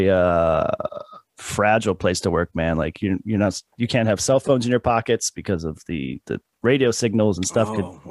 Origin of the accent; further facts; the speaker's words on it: California, United States; also born or lived in Iowa / Newport Beach, California / Lake Elsinore, California; now in Florida, United States; my family moved to California, and that's where I was raised.